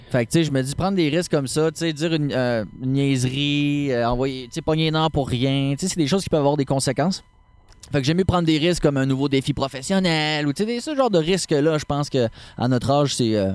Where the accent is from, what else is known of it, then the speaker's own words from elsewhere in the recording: Quebec City, Quebec, Canada; moved away as an adult; also born or lived in Baie-Comeau; now in Charlevoix, Canada; Ma copine et moi, on vient de Québec.